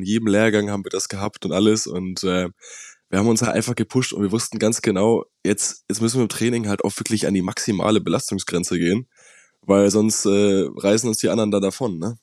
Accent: Hamburg, Germany; Ich komme ja aus dem Norden, aus Hamburg

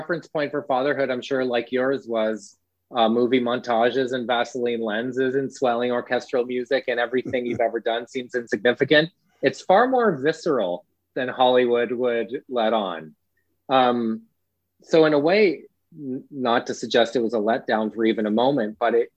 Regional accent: East Coast Canada, Atlantic Canada, Canada; as a Canadian, self-deprecating by nature, and East Coast Canadian, especially self-deprecating

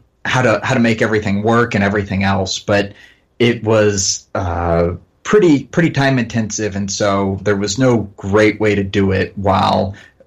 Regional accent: Findlay, Ohio, United States; now in Dayton, United States; I'm from, I live in Dayton, Ohio. I'm originally, I guess, from Findlay, Ohio, which is 2 hours north.

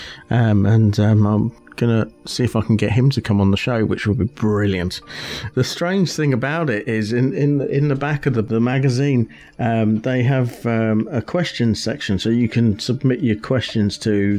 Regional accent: United Kingdom; I'm a British

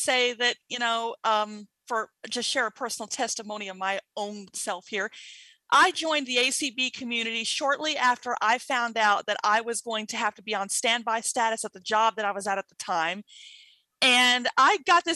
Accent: Mississippi, United States; I'm originally from Mississippi

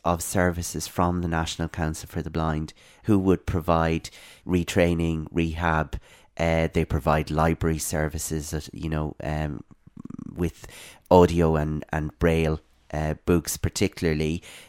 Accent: Dublin, Leinster, Ireland; also born or lived in Ballinasloe; I'm from Ireland. I'm a place called Ballinasloe in the west of Ireland originally, but I spent most of my growing up years in Dublin.

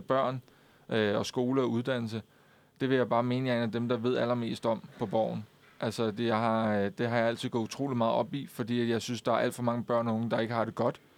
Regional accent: Køge, Zealand, Denmark; jeg kommer fra Køge

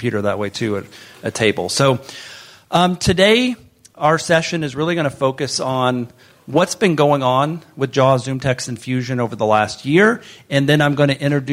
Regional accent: northwest Florida, United States; moved away; I grew up in the northwest part of Florida and grew up low vision

